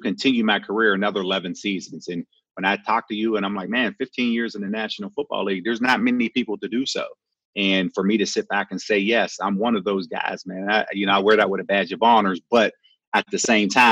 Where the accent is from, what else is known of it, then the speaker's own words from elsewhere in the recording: Pittsburgh, Pennsylvania, United States; also born or lived in Detroit; Born and raised in Pittsburgh, went to Eastern Michigan, played my first 4 years in Detroit, and then came back home to Pittsburgh